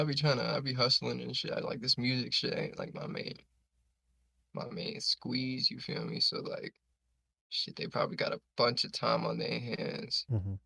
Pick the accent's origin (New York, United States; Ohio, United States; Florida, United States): New York, United States; Brooklyn; I mean, it was cool. Like, I live in no gated community, and I live in like PJs, but I was just like a weird ass little kid.